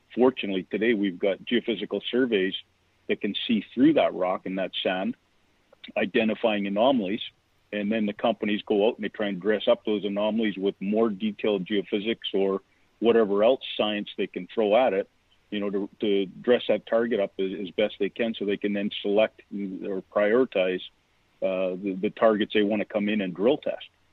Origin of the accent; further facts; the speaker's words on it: Vancouver, British Columbia, Canada; moved away as an adult; now in California, United States; I'm from Vancouver, Canada. I went to university there